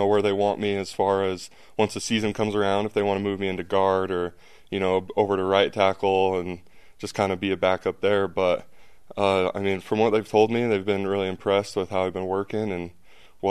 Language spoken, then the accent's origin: English; American Fork, Utah, United States; moved away as an adult; also born or lived in Provo, Utah; now in New Orleans, United States; I grew up in American Fork, played at American Fork High School, went to BYU 20 minutes away